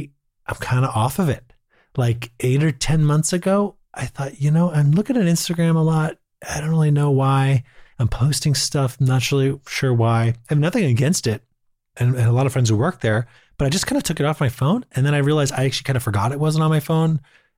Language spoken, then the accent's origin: English; Boston, Massachusetts, United States; I'm from Boston